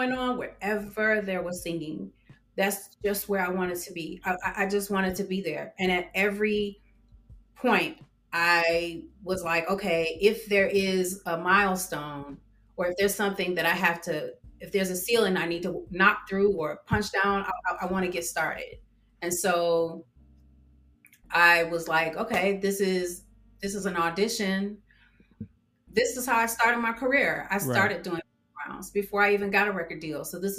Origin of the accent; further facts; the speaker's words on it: Detroit, Michigan, United States; accent: Detroit; Now, if I'm mad, you know, I have like my New York accent, but at that time it was very much Detroit.